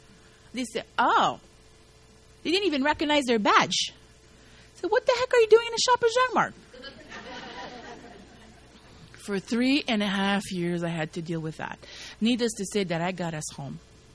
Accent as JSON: {"language": "English", "country": "Canada", "said": "I'm yelling, I'm a Canadian citizen! You know, trying to make a point here. I'm a Canadian citizen."}